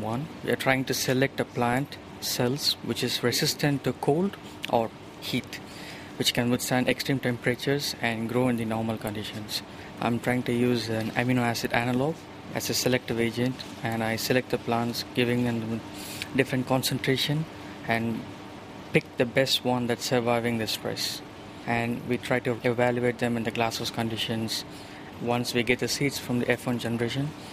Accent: India; now in New Zealand; I'm from India

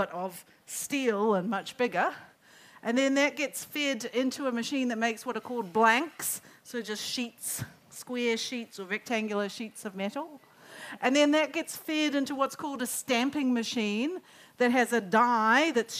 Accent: Auckland, New Zealand; moved away as an adult; also born or lived in United States; I lived in the US for 20 years. I grew up in Auckland

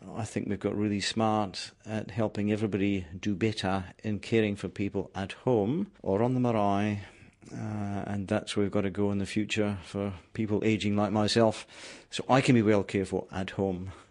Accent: Scotland, United Kingdom; moved away as an adult; also born or lived in New Zealand; now in Palmerston North, New Zealand; I was born in Scotland. Uh, my mountains are the Grampians, my river is the Dee and the Don, and I moved to New Zealand 27 years ago

